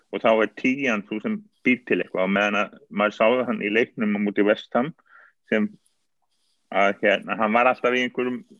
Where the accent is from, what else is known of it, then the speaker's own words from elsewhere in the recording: Iceland; Ég menna við erum Íslandingar, við vitum hvað gerist þegar Íslandingar landsins með þá ekki senst.